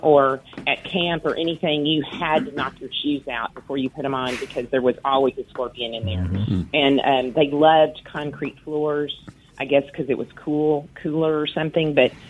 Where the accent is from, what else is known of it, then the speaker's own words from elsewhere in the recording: West Texas, United States; now in Vicksburg, United States; I grew up in West Texas